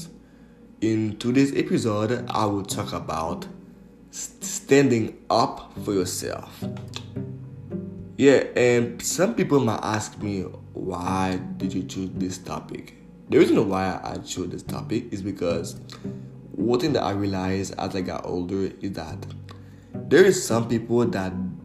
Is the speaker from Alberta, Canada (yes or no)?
no; Montreal area, Quebec, Canada; also born or lived in Port-au-Prince, Haiti / Laval / Repentigny / Mascouche; I was born and raised in Haiti, in Port-au-Prince. I came to Montreal, Canada at a really young age. I used to live in Laval. And over there in Laval, I was in a public elementary school